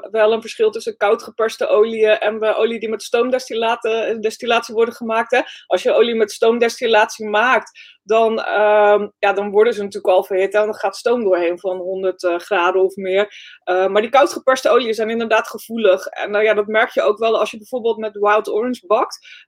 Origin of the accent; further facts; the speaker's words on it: North Holland, Netherlands; Ik ben een meisje uit West-Friesland, dus af en toe weet ik het gewoon niet, weet je.